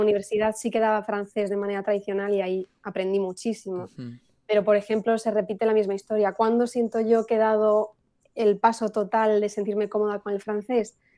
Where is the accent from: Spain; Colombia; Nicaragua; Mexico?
Spain; mi familia española, todos somos españoles, nadie era bilingüe ni nada. Entonces yo empiezo en el colegio, aquí en España